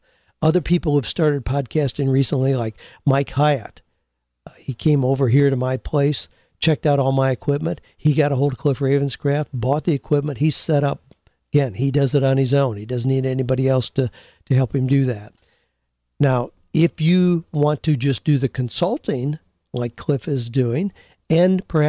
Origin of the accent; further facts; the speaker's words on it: Peru; moved away as an adult; now in Los Angeles, United States; I immigrated from Peru to Los Angeles, struggled for years